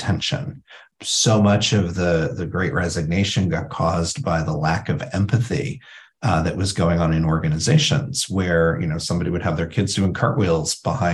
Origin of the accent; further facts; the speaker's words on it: Indiana, United States; I grew up in Indiana